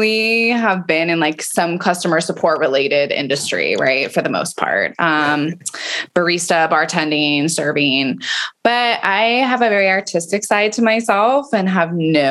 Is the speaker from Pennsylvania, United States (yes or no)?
no; Prescott, Arizona, United States; also born or lived in Phoenix, Arizona; now in Austin, United States; I was raised in a very small town in Northern Arizona called Prescott